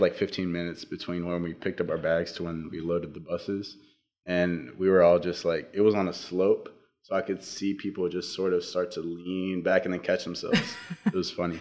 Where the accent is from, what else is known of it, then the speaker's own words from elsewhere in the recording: Navasota, Texas, United States; I'm from Navasota, Texas, and I go to Navasota High School